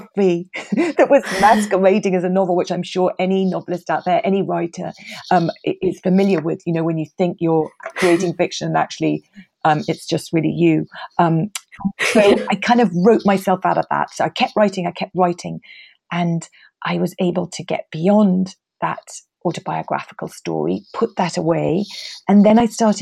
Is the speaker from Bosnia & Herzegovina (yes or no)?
no; England, United Kingdom; moved away as an adult; also born or lived in Paris, France